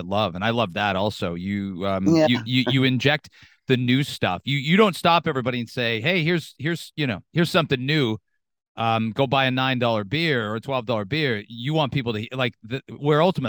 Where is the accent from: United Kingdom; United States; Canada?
Canada; London, Ontario; now in Toronto, Canada; I grew up in London